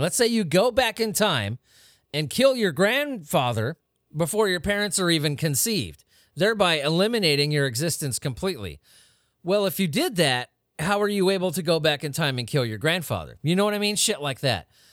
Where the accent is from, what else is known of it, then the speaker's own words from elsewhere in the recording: United States; I'm from America